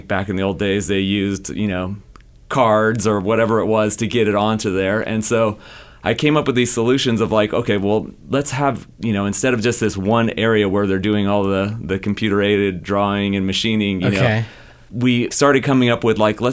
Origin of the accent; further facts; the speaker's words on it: Bay Area, California, United States; I grew up here in the Bay Area, about an hour away from NASA Ames